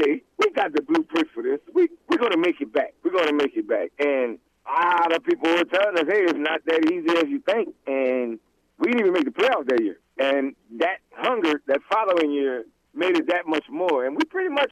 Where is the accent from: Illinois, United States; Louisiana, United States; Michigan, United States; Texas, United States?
Louisiana, United States; Southwest; growing up in Southwest Louisiana